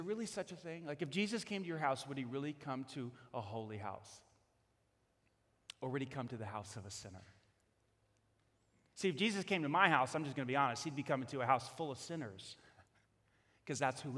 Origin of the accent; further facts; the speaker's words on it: New York, United States; I'm from New York